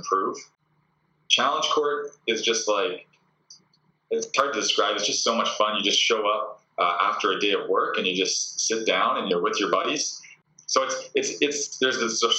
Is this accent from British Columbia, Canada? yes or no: yes; Port Moody, British Columbia, Canada; moved away as an adult; also born or lived in Kitsilano, Vancouver; now in Vancouver, Canada; So I'm from Port Moody originally, so which is about 45-minute drive out. But I moved into Kitts probably around 2008